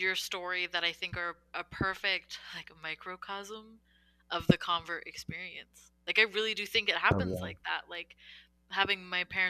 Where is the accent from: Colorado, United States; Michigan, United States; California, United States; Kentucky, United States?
California, United States; we're both from California